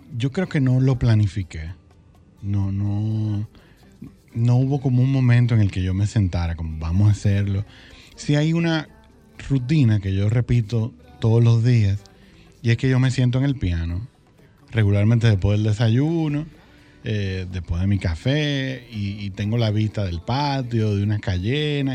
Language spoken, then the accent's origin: Spanish; Santiago de los Caballeros, Santiago, Dominican Republic; moved away; also born or lived in Santo Domingo; yo crecí en Santiago, vinimos a la capital